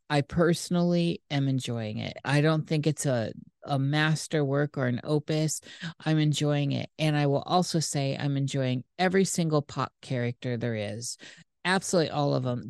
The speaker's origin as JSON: {"language": "English", "country": "United States", "said": "I'm American"}